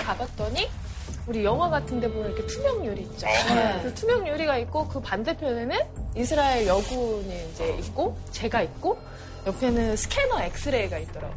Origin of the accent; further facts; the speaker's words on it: South Korea; 제가 한국 사람이니까